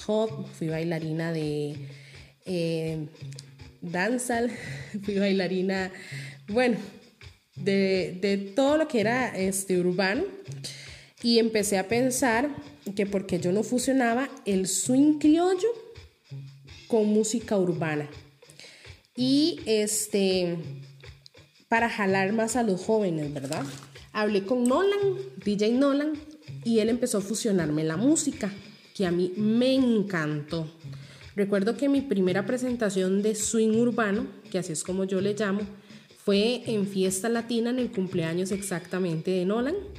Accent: Costa Rica; vernos como ticos con lo que nos representa

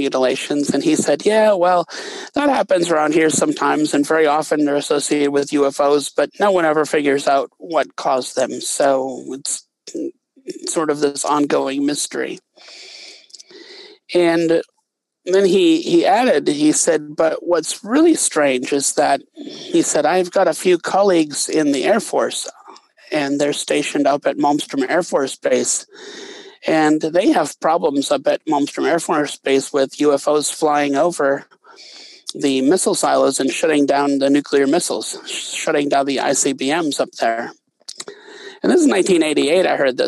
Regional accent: Wisconsin, United States; moved away as an adult; also born or lived in Bozeman, Montana; I grew up in Wisconsin, and I went to graduate school in Montana at Montana State University in Bozeman

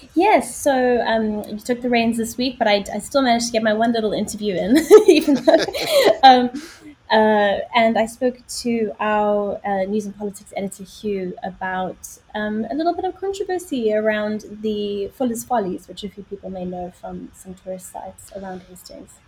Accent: Johannesburg, Gauteng, South Africa; moved away as an adult; also born or lived in Middle East / London; now in United Kingdom; my background is I'm from South Africa, which is where the accent comes from

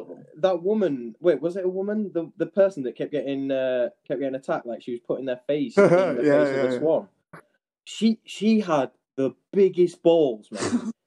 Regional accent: Driffield, Yorkshire and the Humber, United Kingdom; So if you guys are listening, we are from Driffield. We're a couple of lads from Yorkshire.

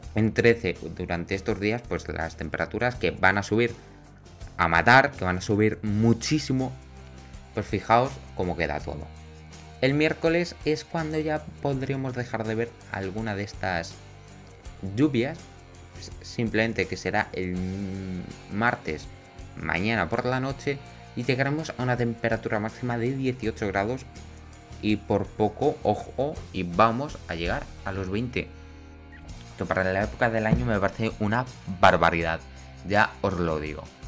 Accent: Extremadura, Spain; yo soy de aquí de Extremadura

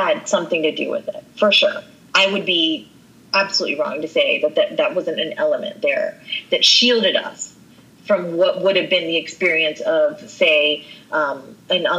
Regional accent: West Virginia, United States; growing up there, I was just American. I was born there. I was raised up there

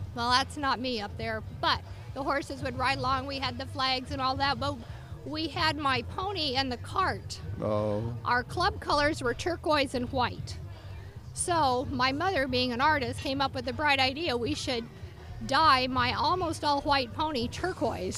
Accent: Bow, Washington, United States; I grew up in Bow on the farm where my granddad uh, moved in the 20s

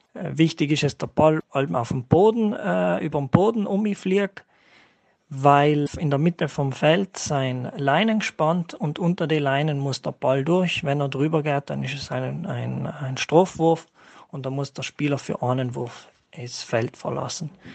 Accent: Völs am Schlern, Trentino-Alto Adige, Italy; komme aus Völs

